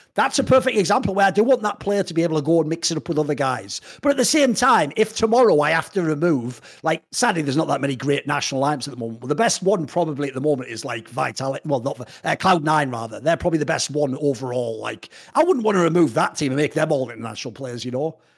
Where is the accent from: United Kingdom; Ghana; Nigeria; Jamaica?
United Kingdom; now in Netherlands; I'm British